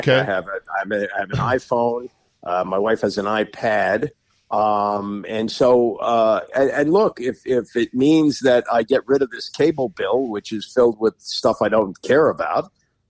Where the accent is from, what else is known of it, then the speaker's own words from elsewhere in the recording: Washington, District of Columbia, United States; I grew up here in Washington, where Maryland played in the ACC and football was clearly secondary to basketball.